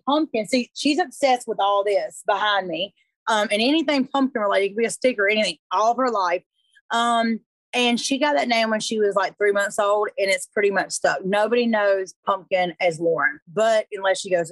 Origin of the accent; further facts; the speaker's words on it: Griffin, Georgia, United States; also born or lived in Hampton, Georgia; I grew up in Hampton, Georgia, Griffin, Georgia. I grew up in like a small town.